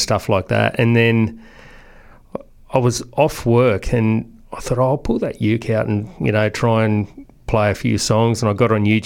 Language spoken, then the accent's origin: English; Blue Mountains, New South Wales, Australia; I grew up in the Blue Mountains with my grandparents and stuff like that.